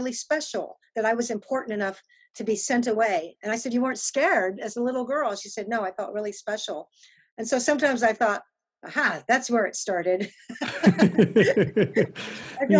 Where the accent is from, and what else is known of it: Austin, Texas, United States; born or raised there; also born or lived in England / London